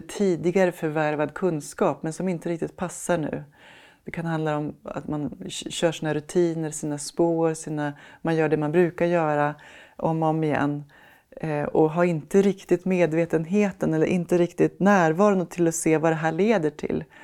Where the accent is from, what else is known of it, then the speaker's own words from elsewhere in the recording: Sweden; vi svenskar